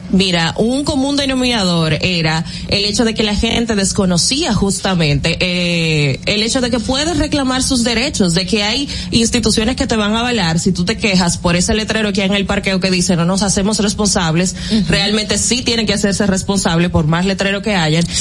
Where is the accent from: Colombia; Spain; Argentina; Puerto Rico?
Argentina; argentina, somos de Argentina